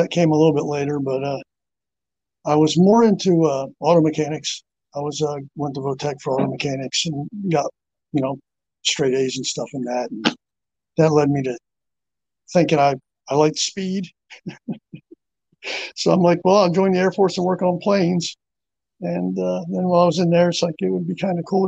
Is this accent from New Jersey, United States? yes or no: yes; Phillipsburg, New Jersey, United States; moved away; also born or lived in Marion Station, Maryland; I grew up in Phillipsburg, New Jersey. We left there in 1979.